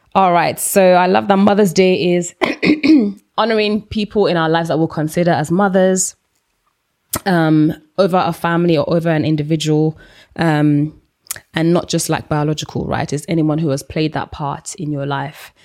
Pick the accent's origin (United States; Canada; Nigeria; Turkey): Nigeria; now in United Kingdom; I grew up in Nigeria